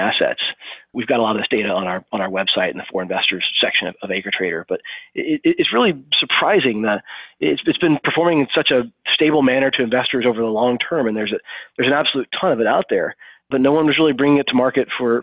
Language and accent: English; Arkansas, United States; moved away as an adult; also born or lived in San Francisco; I was from Arkansas